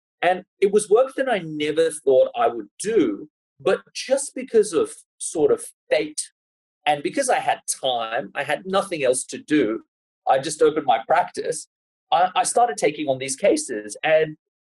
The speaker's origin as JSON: {"language": "English", "town": "Sydney", "region": "New South Wales", "country": "Australia", "tie": "born or raised there", "said": "I grew up in Sydney, and Sydney is a pretty, it's a lot more cosmopolitan now than it was when I was growing up. But I grew up sort of on the North Shore"}